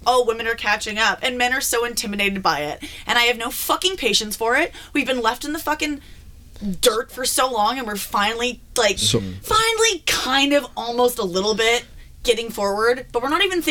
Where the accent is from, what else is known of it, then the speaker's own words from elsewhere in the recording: Toronto, Ontario, Canada; as a youth growing up in Toronto, Ontario